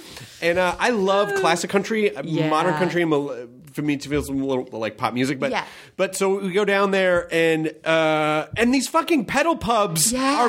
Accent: Memphis, Tennessee, United States; also born or lived in Kentucky; Yeah, I did. I'm from Memphis. I was born in Kentucky, but I grew up in Memphis.

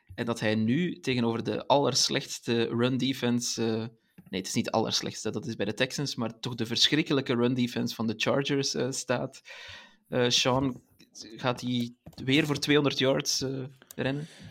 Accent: Belgium; Als Belg

